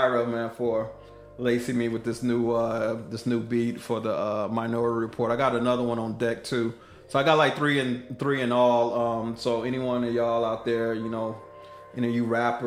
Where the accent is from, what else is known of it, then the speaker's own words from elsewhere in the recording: Killeen, Texas, United States; also born or lived in Oakland, California / Las Vegas, Nevada; I was born in Oakland, California. I was raised in Killeen, Texas, all the way until I was 18